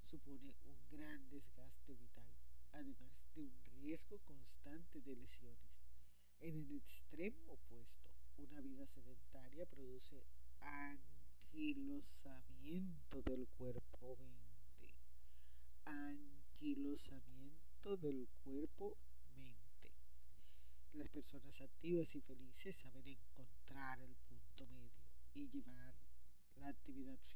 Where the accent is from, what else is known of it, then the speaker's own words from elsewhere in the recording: Barranquilla, Atlántico, Colombia; desde Barranquilla, Colombia.